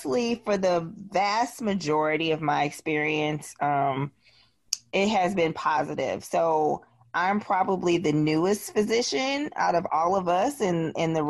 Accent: Wisconsin, United States; now in Memphis, United States; I'm from Wisconsin

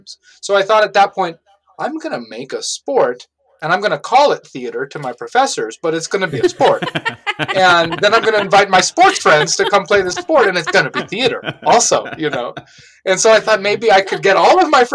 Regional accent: Oakland, California, United States; moved away as an adult; also born or lived in New York City; now in Pittsburgh, United States; I grew up in Oakland, California, and I went to college in New York City

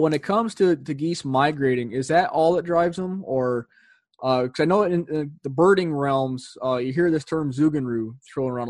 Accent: Northern New York, United States; I'm from Northern New York

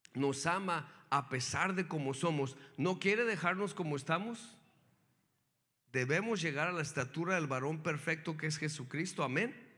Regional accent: Mexico; now in United States; yo nací en México

